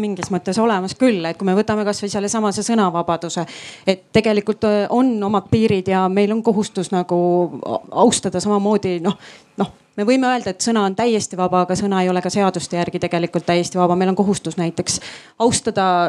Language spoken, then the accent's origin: Estonian; Rapla, Rapla County, Estonia; ma ise olen Raplast